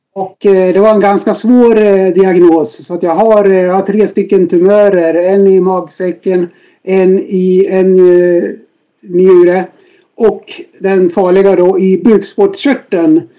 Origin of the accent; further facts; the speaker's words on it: Dalarna County, Sweden; moved away as an adult; now in Stockholm, Sweden; född och uppvuxen i Dalarna, ute på landet i en eh, liten by i Sverige